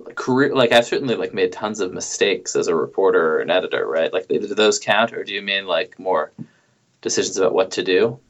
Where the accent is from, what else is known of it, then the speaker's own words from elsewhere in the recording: New York, United States; moved away as an adult; also born or lived in Indianapolis; I grew up in New York